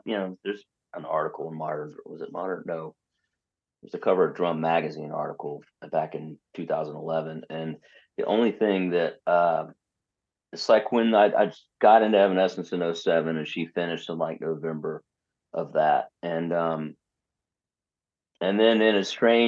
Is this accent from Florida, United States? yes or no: yes; Gainesville, Florida, United States; now in Orlando, United States; I'm actually from Gainesville, Florida